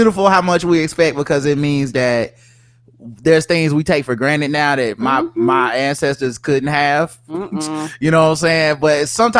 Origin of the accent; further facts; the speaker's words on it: North Carolina, United States; We from North Carolina